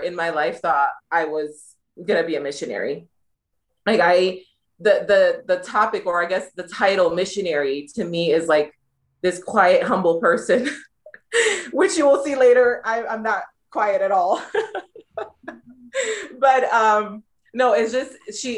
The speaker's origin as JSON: {"language": "English", "town": "Detroit", "region": "Michigan", "country": "United States", "tie": "born or raised there", "moved": "as an adult", "lives_now": "Uganda", "said": "I am from Detroit, Michigan, born and raised"}